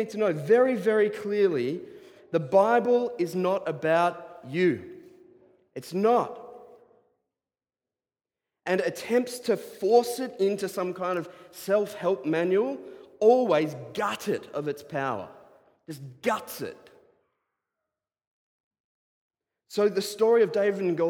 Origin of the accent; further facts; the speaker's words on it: Diamond Creek, Victoria, Australia; I grew up around snakes in Diamond Creek